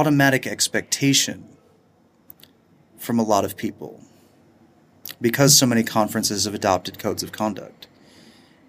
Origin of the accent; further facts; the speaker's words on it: United States; as an American